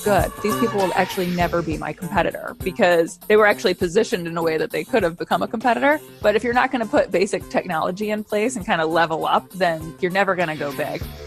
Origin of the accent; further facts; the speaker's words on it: Midwest, United States; moved away; I'm from the Midwest originally